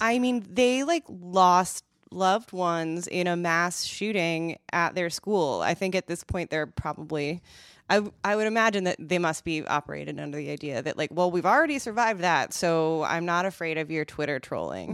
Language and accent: English; Madison, Wisconsin, United States; Epic Systems is a s, is a company from my hometown